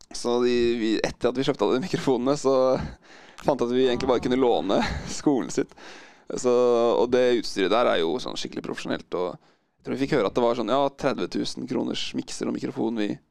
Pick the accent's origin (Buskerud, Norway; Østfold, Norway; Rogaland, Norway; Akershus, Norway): Buskerud, Norway; Drammen; moved away as an adult; now in Oslo, Norway; vi vokste opp i Drammen